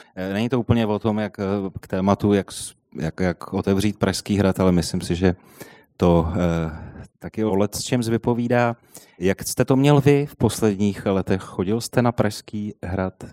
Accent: Prague, Czechia; jsem se narodil v Bubenči a jezdil jsem vždycky do centra

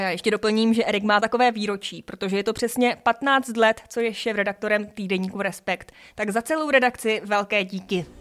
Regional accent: Czechia; jsme jako Češi

